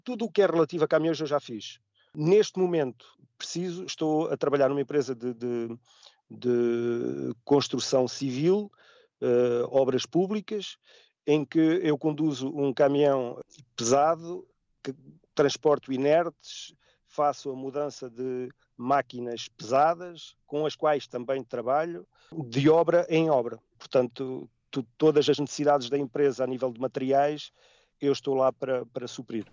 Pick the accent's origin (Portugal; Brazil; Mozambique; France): Portugal; moved away as an adult; now in Switzerland; daquilo que nós somos como portugueses